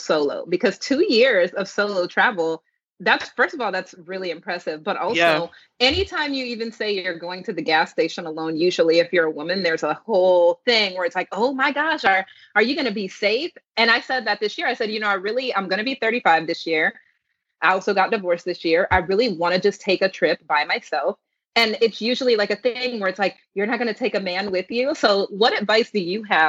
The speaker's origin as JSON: {"language": "English", "country": "United States", "said": "I'm American"}